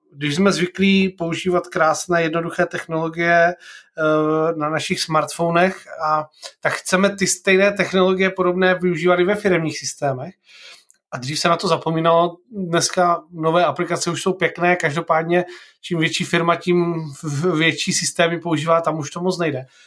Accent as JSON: {"language": "Czech", "town": "Olomouc", "region": "Olomouc Region", "country": "Czechia", "said": "já jsem z Olomouce"}